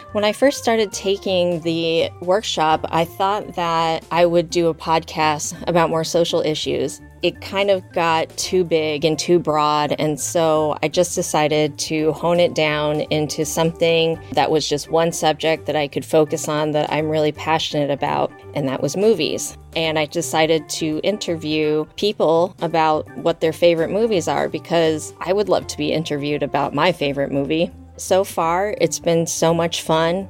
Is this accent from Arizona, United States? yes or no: yes; Tucson, Arizona, United States; moved away as an adult; now in Los Angeles, United States; I grew up in Tucson, Arizona for the most part, and I moved to Los Angeles in 2003.